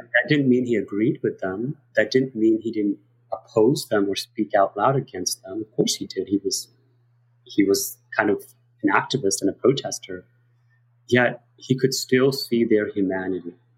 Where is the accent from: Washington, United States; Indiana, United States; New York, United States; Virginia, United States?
New York, United States; New York City; also born or lived in South Korea; I grew up in New York City to give everybody a little bit of context of who I am and went to public schools in New York and went to college here